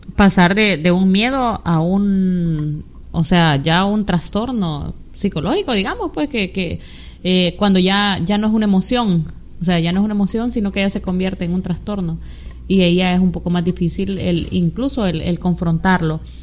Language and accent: Spanish; San Miguel, El Salvador; Somos migueleños de San Miguel El Salvador